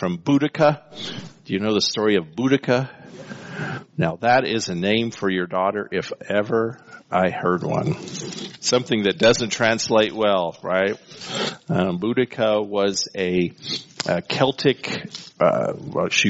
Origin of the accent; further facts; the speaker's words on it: El Paso, Texas, United States; growing up in El Paso during the 70s